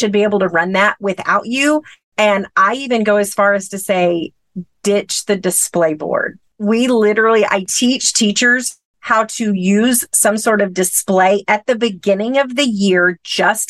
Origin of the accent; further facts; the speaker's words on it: Texas, United States; a town about 30 minutes from my hometown here in Texas